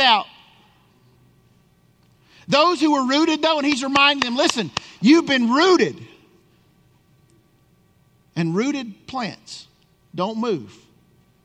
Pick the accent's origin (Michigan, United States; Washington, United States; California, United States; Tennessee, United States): Tennessee, United States; moved away; I grew up in Tennessee